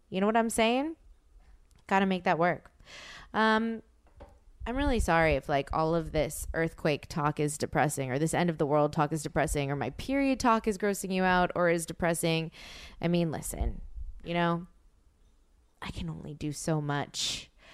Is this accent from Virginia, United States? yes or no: no; New Orleans, Louisiana, United States; now in Los Angeles, United States; my dad is from New Orleans and I'm from New Orleans